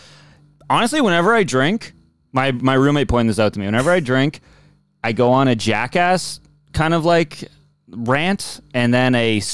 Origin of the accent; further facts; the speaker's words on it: Canada; I'm a Canadian.